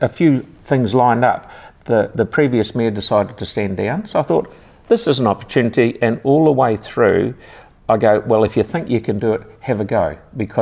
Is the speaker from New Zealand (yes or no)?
yes; Christchurch, Canterbury, New Zealand; I was born over in Brighton and lived in Brighton all my life